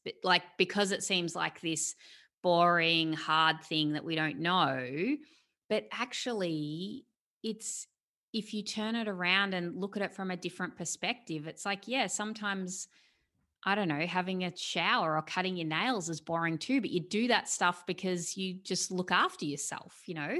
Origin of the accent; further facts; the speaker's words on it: Australia; I'm an Australian, I'm here in Australia.